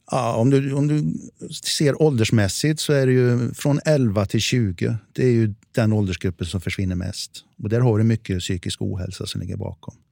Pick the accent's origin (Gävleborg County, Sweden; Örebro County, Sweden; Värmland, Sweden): Värmland, Sweden; accent: Värmland dialect; moved away; also born or lived in Stockholm; jag är ju värmlänning från början